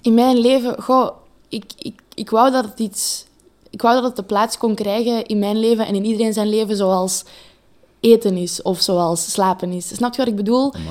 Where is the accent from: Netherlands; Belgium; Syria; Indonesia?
Belgium; Leuven, Flanders; Ik ben een meisje uit Leuven.